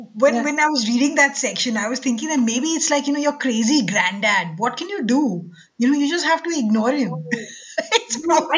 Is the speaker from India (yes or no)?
yes; India; as an Indian